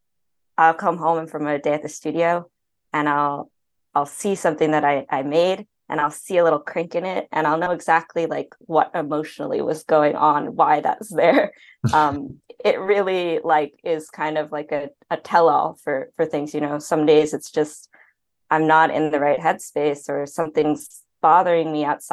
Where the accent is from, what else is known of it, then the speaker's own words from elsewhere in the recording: New York, United States; moved away as an adult; also born or lived in Chicago; now in Los Angeles, United States; growing up in New York, I've been there for many more years than I've been